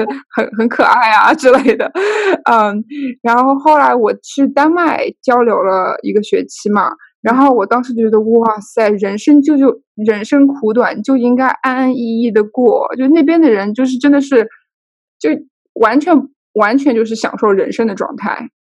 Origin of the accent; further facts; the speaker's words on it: Shanghai, China; also born or lived in New York; now in United States; 我是大城市长大的，就是国内一线城市长大的